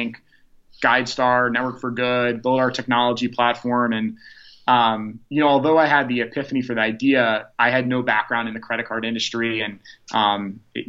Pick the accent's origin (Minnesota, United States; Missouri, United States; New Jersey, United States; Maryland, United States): Maryland, United States; Baltimore County; we grew up in the Baltimore County area